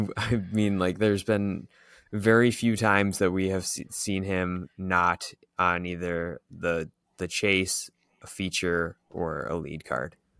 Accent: Green Bay, Wisconsin, United States; I'm from the Green Bay area

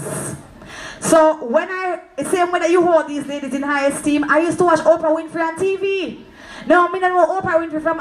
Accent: Clarendon, Jamaica; I'm from Clarendon

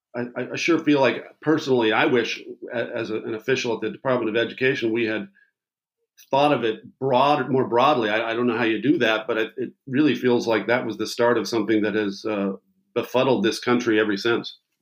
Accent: Maryland, United States; my home state of Maryland

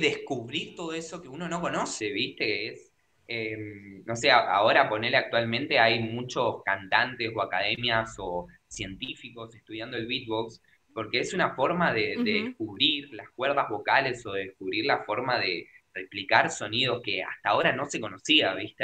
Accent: Avellaneda, Buenos Aires Province, Argentina; Yo soy de Argentina, de Buenos Aires, Avellaneda.

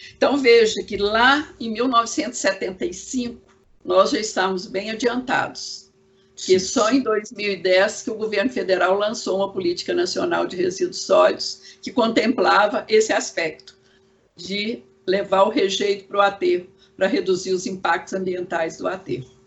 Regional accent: Goiás, Brazil; now in Belo Horizonte, Brazil; eu como sou de Goiás, não sou de, de Belo Horizonte, eu não tinha muito contato aqui para trabalhar como arquiteta

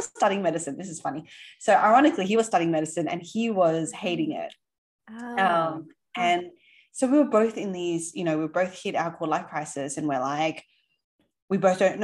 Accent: Sydney, New South Wales, Australia; accent: Aussie; now in New York, United States; I grew up in Sydney.

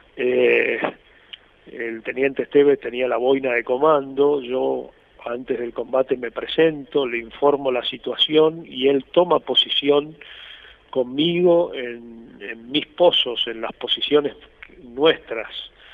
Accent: Corrientes, Argentina; estoy viviendo en la ciudad de Mercedes Corrientes, yo soy correntino

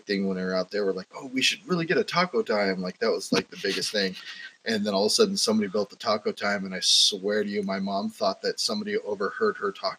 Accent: Renton, Washington, United States; born or raised there; also born or lived in Bellevue, Washington / Maple Valley, Washington; now in Bothell, United States

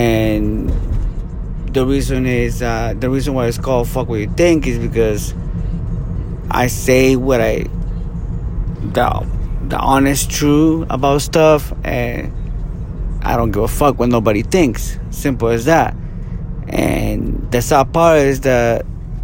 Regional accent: Guatemala; now in California, United States; I'm born and raised in Guatemala. Came here to the U.S. the late 90s

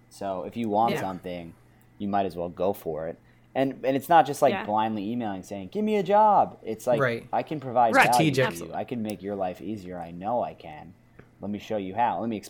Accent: New York City, New York, United States; Yeah, I was very lucky to be born and grow up in New York City. It's a crazy place, but it was a really cool, unique place to grow up.

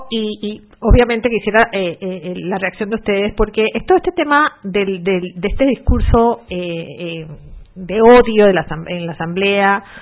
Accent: Panama

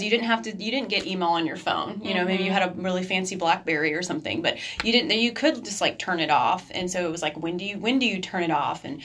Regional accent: United States; American women

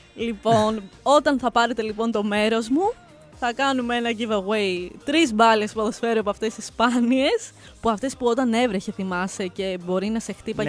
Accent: Greece; Γιατί είμαι από την Ελλάδα.

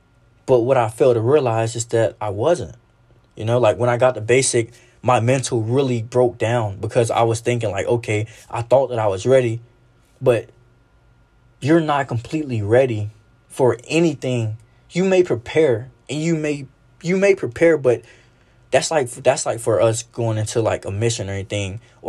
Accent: the South, United States; Like, especially growing up in the South, I really felt as if I was not important enough

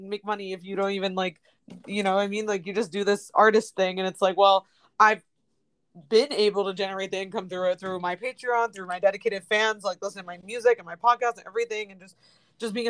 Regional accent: Washington, District of Columbia, United States; moved away as an adult; now in Los Angeles, United States; I'm from Washington, D.C.

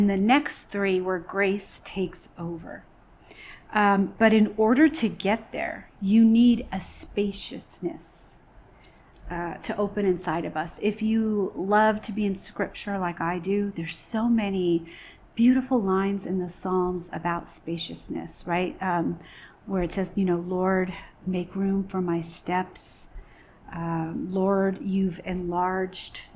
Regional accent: New York, United States; moved away; I'm originally from New York

